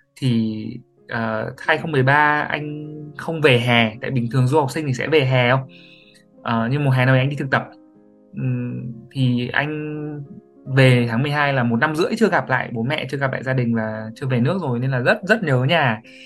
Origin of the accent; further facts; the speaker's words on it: Hải Dương, Vietnam; moved away; mình sinh ra và lớn lên tại Hải Dương